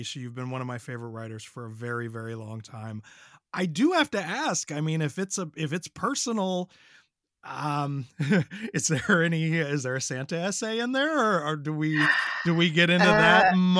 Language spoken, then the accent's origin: English; Ireland; I am an Irish person